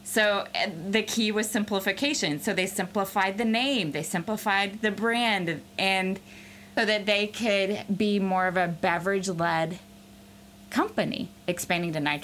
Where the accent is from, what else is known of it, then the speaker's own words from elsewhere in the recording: the South, United States; I grew up in the South